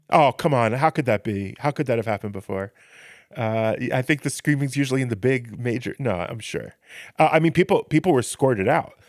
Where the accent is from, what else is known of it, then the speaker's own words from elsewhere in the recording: United States; now in Israel; I come from America where, where the, the systems are so, uh, rigid and built